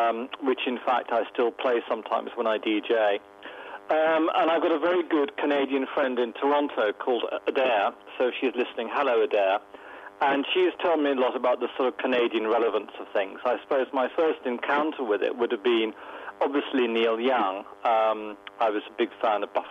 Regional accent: London, United Kingdom; now in North Wales, United Kingdom; I originally come from west London

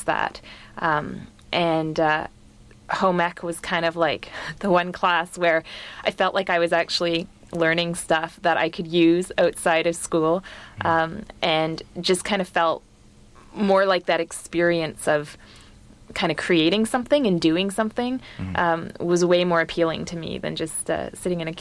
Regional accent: Vancouver, British Columbia, Canada; moved away as an adult; also born or lived in Halifax, Canada; I grew up in Vancouver on the West Coast

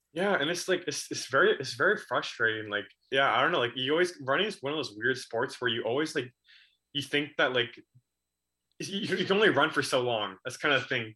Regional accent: Coquitlam, British Columbia, Canada; in my hometown of Coquitlam

